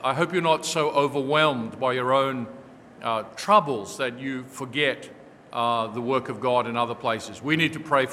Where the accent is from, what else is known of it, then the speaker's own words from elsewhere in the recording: Australia; moved away as an adult; as an Australian son, and as an Australian who comes from a long generation of people in Australia